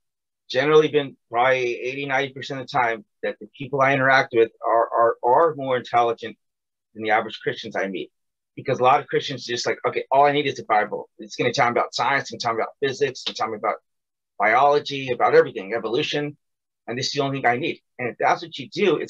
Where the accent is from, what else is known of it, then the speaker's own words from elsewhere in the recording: United States; I left America, I left my hometown